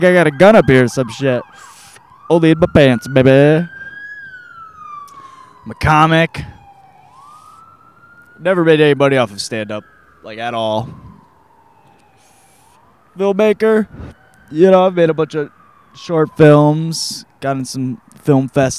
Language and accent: English; Michigan, United States; now in Los Angeles, United States; I grew up in Michigan, in the middle of nowhere